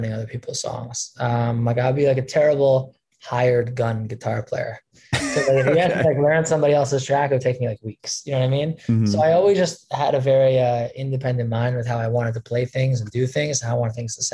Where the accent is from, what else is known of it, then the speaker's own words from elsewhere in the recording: Long Island, New York, United States; also born or lived in Brooklyn, New York; now in Manhattan, United States; I grew up in Long Island mostly, and then spent a couple of years in Brooklyn, and then I've been living in Manhattan for the last many years